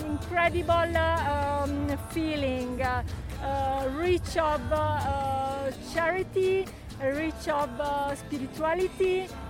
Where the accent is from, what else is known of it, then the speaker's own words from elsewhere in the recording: Rome, Lazio, Italy; English is a second language; I come from Italy, from Rome.